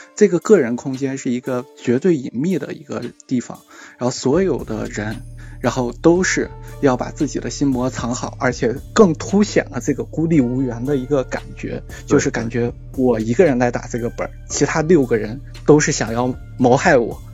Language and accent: Chinese; China; 我们中国人